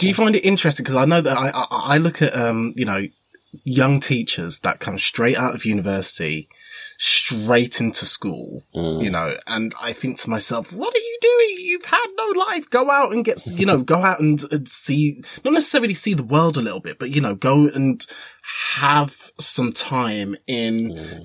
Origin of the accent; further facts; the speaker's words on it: Wolverhampton, West Midlands, United Kingdom; I was born in Wolverhampton